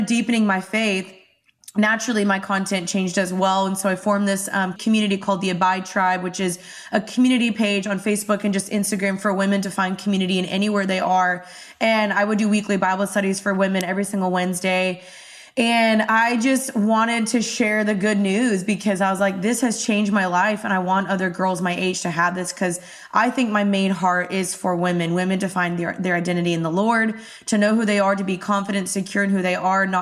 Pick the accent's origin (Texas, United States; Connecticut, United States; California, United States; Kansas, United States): Texas, United States; Dallas; moved away as an adult; also born or lived in Los Angeles; So I'm from Dallas. I just moved back to Dallas a month ago